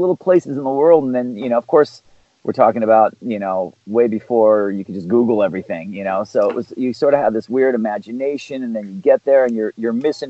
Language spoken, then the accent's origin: English; Santa Barbara, California, United States; now in Los Angeles, United States; I come from Santa Barbara, California.